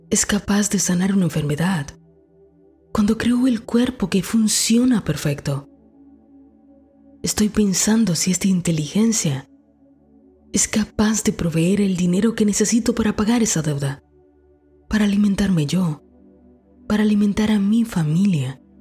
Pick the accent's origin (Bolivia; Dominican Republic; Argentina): Dominican Republic; moved away as an adult; aún vivía en mi país, República Dominicana, y era un perfecto comienzo para mi carrera